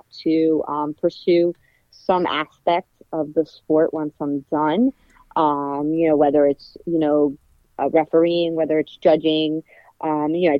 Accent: New York City, New York, United States; also born or lived in Bayside, Queens; I grew up in Glendale.

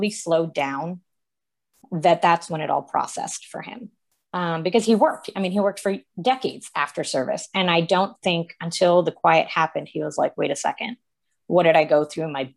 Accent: New England, United States; I'm from New England

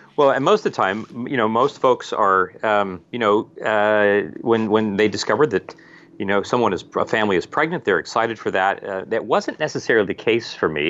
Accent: Ohio, United States; also born or lived in Wheeling, West Virginia; now in Virginia, United States; I was born in Wheeling, West Virginia, right across the river, practically, from where I actually, where, from where I grew up in Ohio

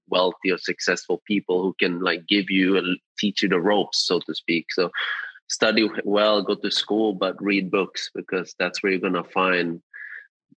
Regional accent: Sweden; I grew up in Sweden.

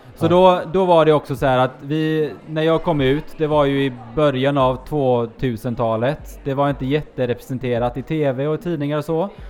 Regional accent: Gothenburg, Västra Götaland, Sweden; also born or lived in Norway; now in Gothenburg, Sweden; jag är då från eh, Norge i grund och botten. Flyttade hit när jag var nio

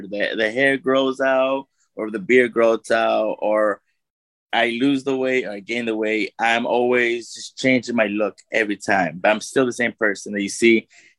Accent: South Korea; I'm from Korea.

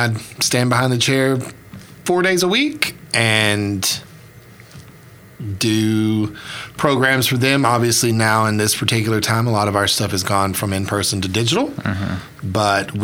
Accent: United States; now in Oklahoma, United States; I was born on the Southeast Gulf Coast. I am from a region of the Southeast Gulf Coast called the Alamis region, which is right on the state line of Alabama and Mississippi

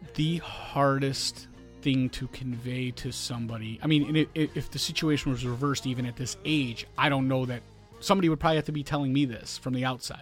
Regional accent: Chicago, Illinois, United States; growing up in Chicago

